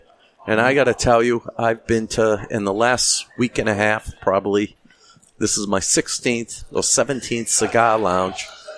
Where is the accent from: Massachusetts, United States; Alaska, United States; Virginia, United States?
Massachusetts, United States; I'm from Massachusetts where marijuana is legal.